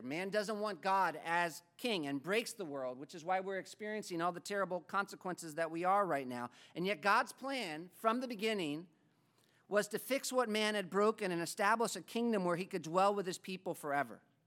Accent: United States; moved away as an adult; also born or lived in Africa; as an American

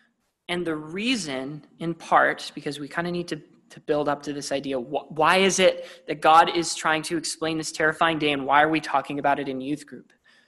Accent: Vancouver, British Columbia, Canada; I'm from Vancouver, which is part of the Pacific Northwest, all along the coast.

